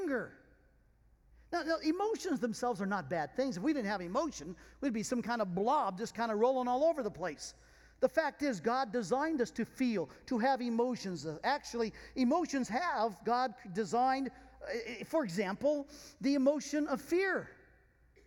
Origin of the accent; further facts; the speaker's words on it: France; being French